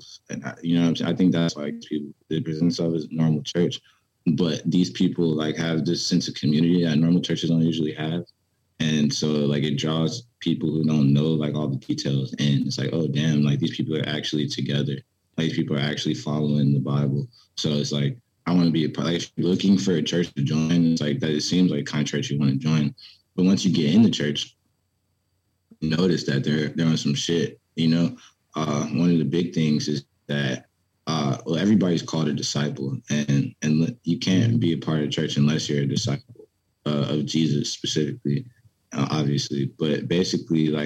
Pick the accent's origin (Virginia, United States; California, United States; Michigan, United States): Virginia, United States; Petersburg; also born or lived in Richmond, Virginia; I grew up in Petersburg, Virginia.